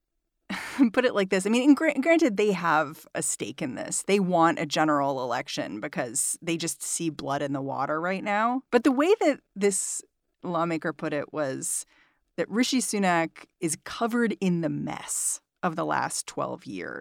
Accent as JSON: {"language": "English", "country": "United States", "said": "As an American"}